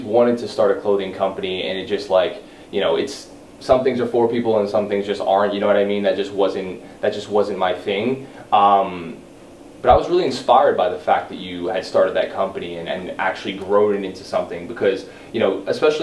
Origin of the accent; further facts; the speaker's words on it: West Orange, New Jersey, United States; That's where I'm from West Orange. Grew up. Been in Jersey for the last 20 years of my life